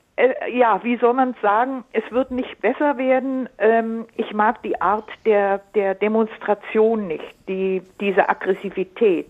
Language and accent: German; Allgäu, Bavaria, Germany; now in Munich, Germany; Ich komme aus dem Allgäu lange Zeit her.